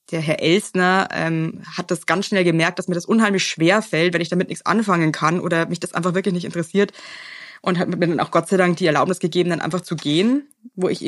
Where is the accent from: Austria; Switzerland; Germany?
Germany; Bavaria; ich komme halt aus Bayern, da ist ja schon alles ein bisschen religiös, ja.